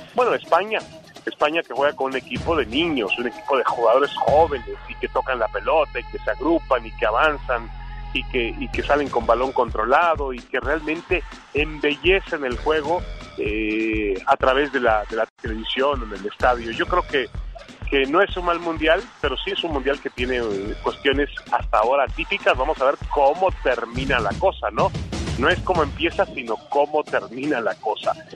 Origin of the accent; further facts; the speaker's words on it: Mexico; yo soy mexicano